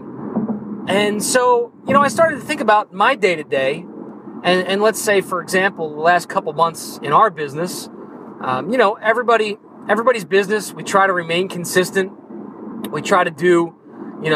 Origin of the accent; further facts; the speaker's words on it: New Jersey, United States; I'm from New Jersey